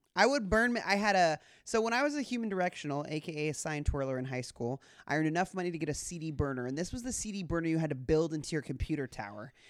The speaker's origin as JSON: {"language": "English", "region": "Southern California", "country": "United States", "tie": "born or raised there", "said": "my experience as a girl growing up in Southern California"}